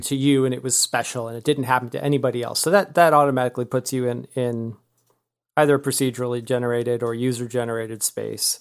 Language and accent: English; California, United States; now in Austin, United States; I'm from California originally